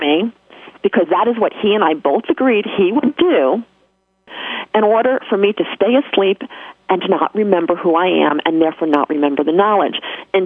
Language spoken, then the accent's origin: English; New York, United States; accent: New York; my New York accent